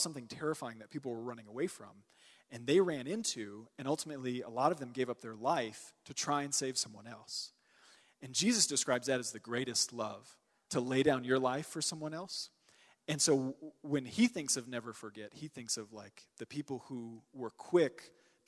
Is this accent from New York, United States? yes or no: no; Texas, United States; I'm from Texas.